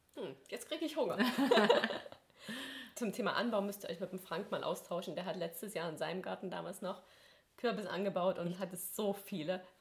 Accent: Ore Mountains, Saxony, Germany; now in Swabia, Germany; ich bin ja nicht von hier, ich komme ja aus dem Erzgebirge

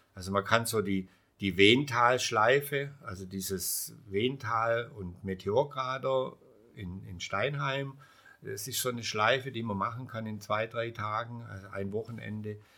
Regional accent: Heidenheim, Baden-Württemberg, Germany; Ich komme aus Heidenheim

